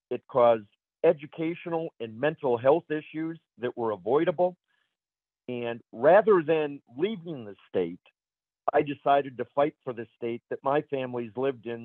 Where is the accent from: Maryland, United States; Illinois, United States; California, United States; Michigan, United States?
Michigan, United States; I was born and raised in Michigan